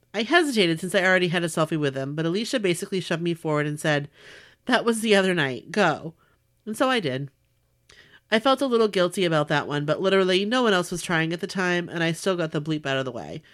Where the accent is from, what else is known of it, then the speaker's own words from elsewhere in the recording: Long Beach, California, United States; from Long Beach, California, where the huge ship the Queen Mary is permanently docked